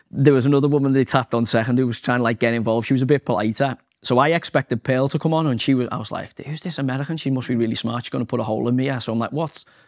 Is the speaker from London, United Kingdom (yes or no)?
no; Liverpool, North West England, United Kingdom; I'm from Liverpool, we're working class estate